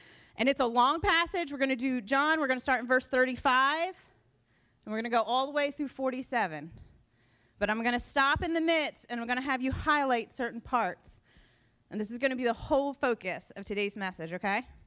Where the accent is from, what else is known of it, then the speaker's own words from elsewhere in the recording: United States; I was born and raised in Sussex County